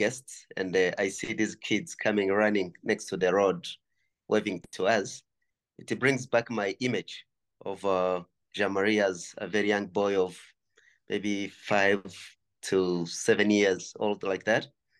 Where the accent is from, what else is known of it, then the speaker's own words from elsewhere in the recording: Kinigi, Northern Province, Rwanda; Well, I was born and raised near Volcanoes National Park, that is in the northern part of Rwanda. That's where I grew up, basically in a village called the Chinigi.